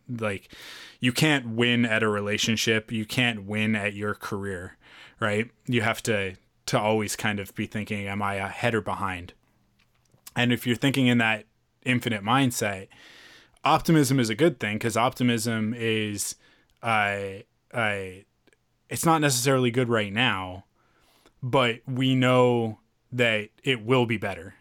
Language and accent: English; Canada; we're Canadian